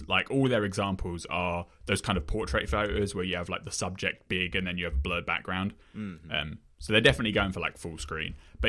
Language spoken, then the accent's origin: English; United Kingdom; I'm British.